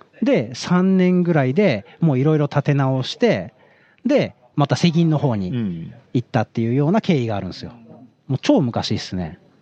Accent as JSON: {"language": "Japanese", "region": "Tokyo", "country": "Japan", "also_born_or_lived": "Osaka", "said": "東京人として"}